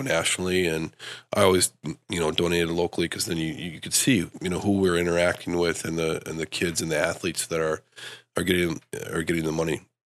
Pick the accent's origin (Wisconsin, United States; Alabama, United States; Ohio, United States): Wisconsin, United States; Stevens Point; also born or lived in Madison, Wisconsin; now in Grand Rapids, United States; I grew up in Stevens Point